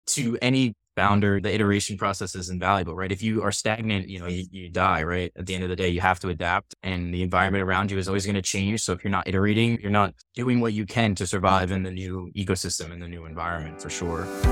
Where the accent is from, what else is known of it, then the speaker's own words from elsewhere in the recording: New York, United States; also born or lived in Pennsylvania; I grew up on the East Coast, I'm, I'm born and raised in New York